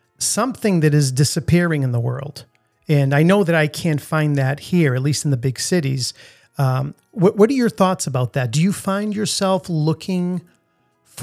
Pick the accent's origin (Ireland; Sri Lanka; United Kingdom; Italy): Italy; Sulmona, Abruzzo; now in Boston, United States; I was in my hometown of Sulmona in the region of Abruzzo.